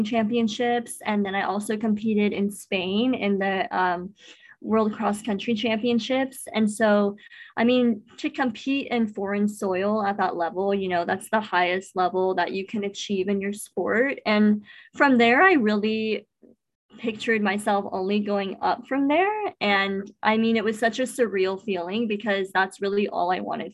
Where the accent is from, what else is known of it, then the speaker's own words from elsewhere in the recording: Apple Valley, United States; where I grew up in Apple Valley